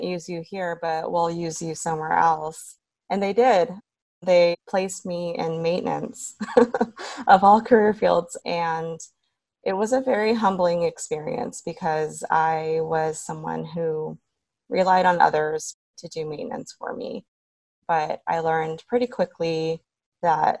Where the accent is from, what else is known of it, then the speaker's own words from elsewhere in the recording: Southern California, United States; I grew up in Southern California, born and raised California girl